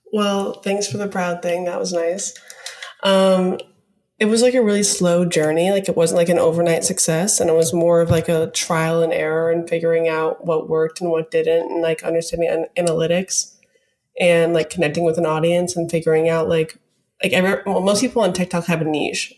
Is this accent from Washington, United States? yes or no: no; Alaska, United States; moved away as an adult; also born or lived in Arizona / Denver; now in New York, United States; I'm from Alaska. I grew up in Alaska to, lived until I was eighteen.